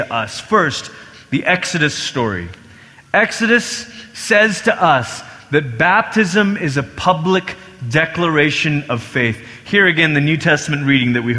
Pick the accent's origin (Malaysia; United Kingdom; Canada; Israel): Malaysia; I grew up in Malaysia, and Malaysia is multi-ethnic, but also multi-religious